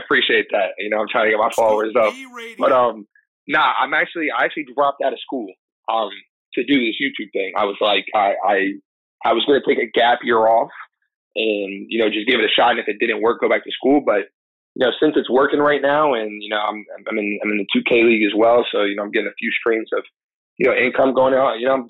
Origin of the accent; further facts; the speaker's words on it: Tampa, Florida, United States; now in New York, United States; I'm from Florida. What part? Tampa.